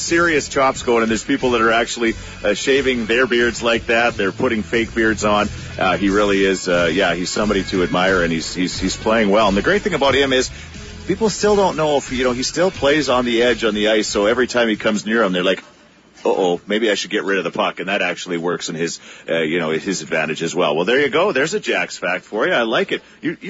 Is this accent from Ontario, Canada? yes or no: yes; Ottawa, Ontario, Canada; I was born and raised in Ottawa, but I still cheer for the Oilers as well.